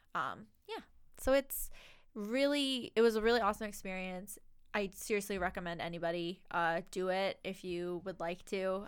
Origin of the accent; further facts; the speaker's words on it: Lunenburg, Nova Scotia, Canada; I'm from Lunenburg